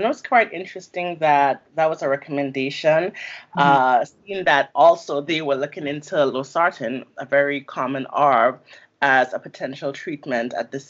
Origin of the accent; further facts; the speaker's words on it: Grenada; I am from Caribbean background, so I am Grenadian. I have lots of family still back home